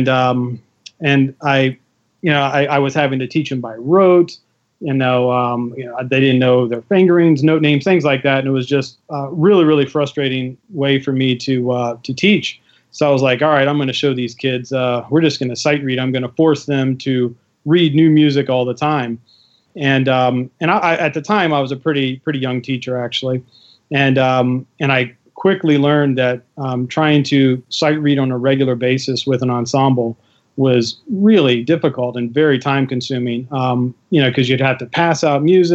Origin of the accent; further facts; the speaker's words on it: Richmond, Virginia, United States; I moved back to my hometown, Richmond, Virginia, and ended up contacting a buddy of mine I went to high school